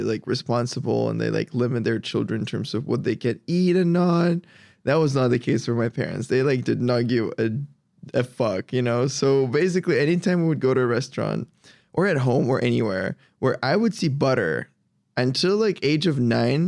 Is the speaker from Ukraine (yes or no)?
yes; Ukraine; moved away; I'm from Ukraine